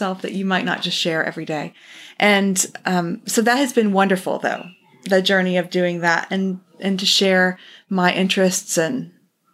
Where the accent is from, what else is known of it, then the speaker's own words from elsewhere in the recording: Texas, United States; also born or lived in New Jersey / China; I was born in New Jersey, moved to Texas at age 8, so I'm a transplant to the South